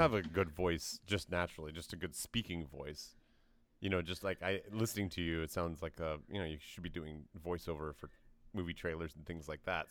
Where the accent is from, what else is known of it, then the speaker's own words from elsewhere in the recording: Tennessee, United States; I grew up in Tennessee